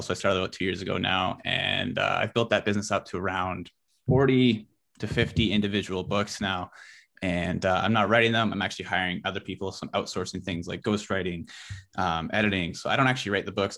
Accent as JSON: {"language": "English", "town": "Abbotsford", "region": "British Columbia", "country": "Canada", "said": "I'm from Abbotsford, B C, so I'm, like, Yeah, in the Fraser Valley."}